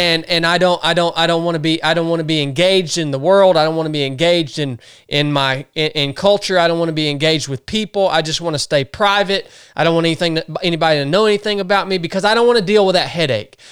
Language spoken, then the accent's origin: English; the South, United States; growing up in the South